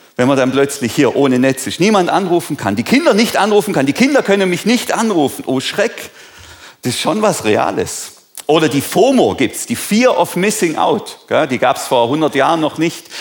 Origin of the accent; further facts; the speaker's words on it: Germany; sind wir Deutsche